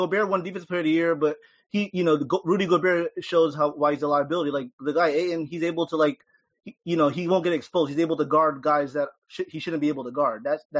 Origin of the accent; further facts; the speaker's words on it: Illinois, United States; I was born in Illinois